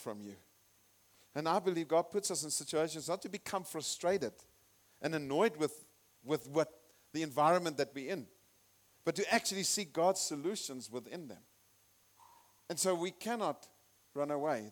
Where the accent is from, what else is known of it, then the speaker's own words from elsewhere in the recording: Zimbabwe; also born or lived in South Africa; I'm from Zimbabwe and I'm a citizen